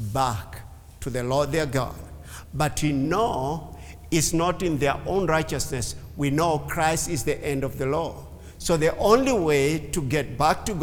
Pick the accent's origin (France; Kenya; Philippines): Kenya; English is a second language; A Kenyan Jew